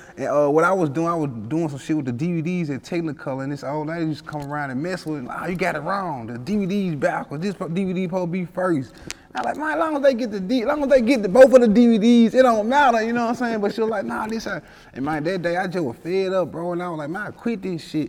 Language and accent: English; Memphis, Tennessee, United States; I grew up in uh, South Memphis, like uh, around the area. I grew up in Walker Home